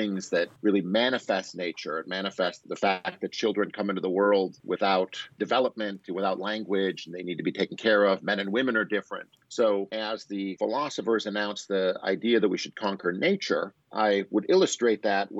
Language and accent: English; Wisconsin, United States; moved away as an adult; also born or lived in Chicago, Illinois; now in Boise, United States; I'm from Wisconsin, and I've got a job out here in Boise State in 2000